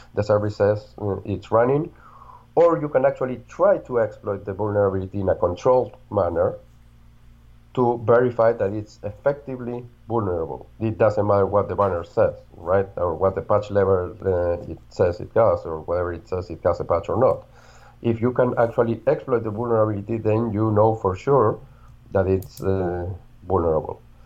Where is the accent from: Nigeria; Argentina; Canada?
Argentina; I'm from Argentina.